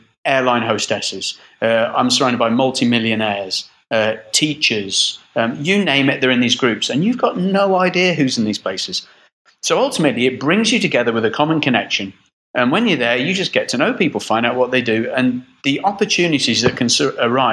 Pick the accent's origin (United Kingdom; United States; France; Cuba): United Kingdom; Midlands, England; also born or lived in Brixham, Devon; now in United Arab Emirates; Moved when I was 8 years old to the Midlands, and I lived in the Midlands